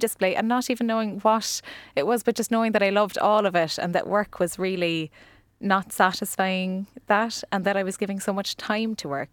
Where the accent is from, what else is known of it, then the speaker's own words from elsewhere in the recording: Ennis, County Clare, Ireland; now in Cork, Ireland; I was born in Cork, but I actually grew up in Clare.